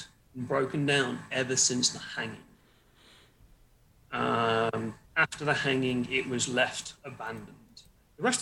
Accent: Wymondham, East of England, United Kingdom; moved away; also born or lived in Suffolk / Nottingham; I grew up in, after being in Suffolk and weird, creepy church place, moved to Nottingham for a bit and then moved back down to Norfolk in a town called Wyndham

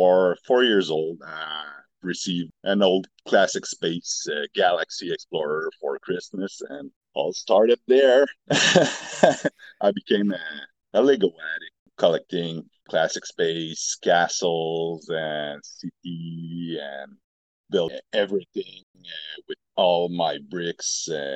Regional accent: Montreal, Quebec, Canada; I'm from Montreal, Quebec, Canada.

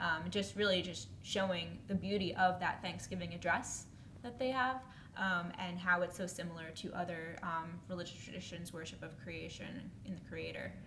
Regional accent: New York, United States; moved away as an adult; now in Washington, D.C., United States; I am from New York originally

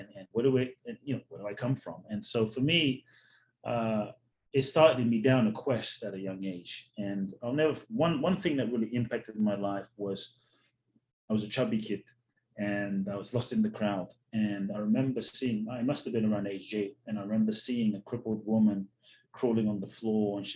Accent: London, United Kingdom; also born or lived in Ghana / Mexico; now in Los Angeles, United States; I was born in Ghana, West Africa. My father's from Ghana. My mother's Japanese. I grew up in London. I live in Los Angeles

